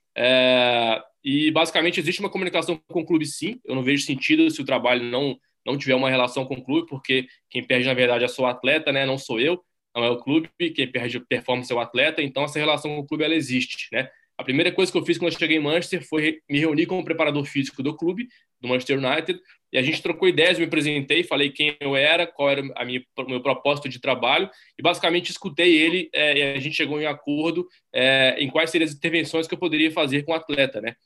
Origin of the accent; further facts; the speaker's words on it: Minas Gerais, Brazil; sou brasileiro, nasci em Minas Gerais